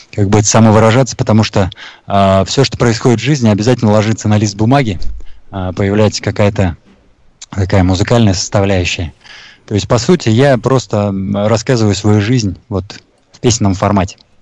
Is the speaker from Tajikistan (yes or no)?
yes; Taboshar, Sughd, Tajikistan; now in Bashkortostan, Russia; Родился я в Средней Азии, э, в Таджикистане, в маленьком поселке Табашар